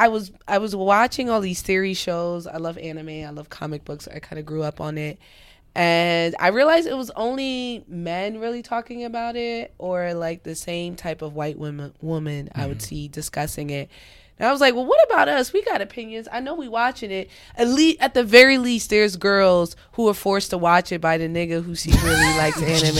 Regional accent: New York City, New York, United States; I'm a native New Yorker. Mm-hmm. Currently, I live in Brooklyn.

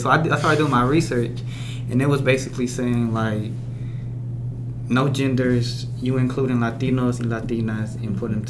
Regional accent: Mexico; born there; Me, Mexican, just because both my parents are Mexican. I was born in Mexico, so I identify as Mexican.

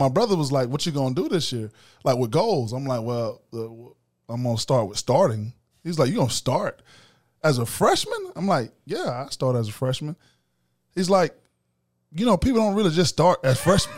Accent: Macon, Georgia, United States; I'm from East Macon and, um, Fort Hill to be exact

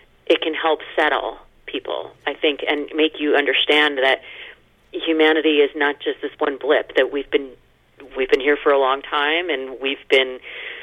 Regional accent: United States; as an American

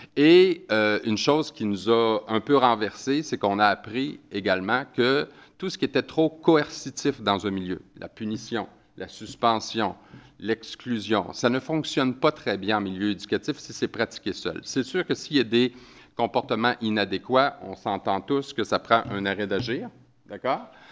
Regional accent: Quebec, Canada; j'ai un accent, alors euh, ça se peut que des fois vous compreniez pas trop ce que je dis, ça se peut parce que des fois on a des expressions au Québec qui euh, ne sont pas les mêmes que, chez vous.

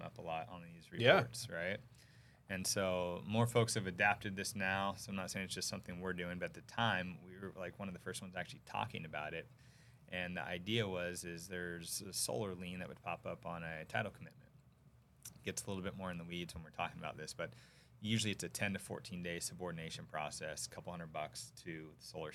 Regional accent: Sacramento, California, United States; I actually grew up in Sacramento, so you can guess the team that was my hometown team

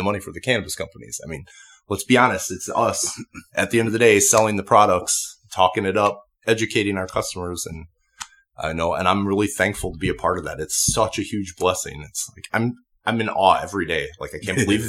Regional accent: Chicagoland area, west of Chicago suburbs, Illinois, United States; moved away as an adult; now in Las Vegas, United States; I'm from the Chicagoland area, just west of Chicago in the suburbs.

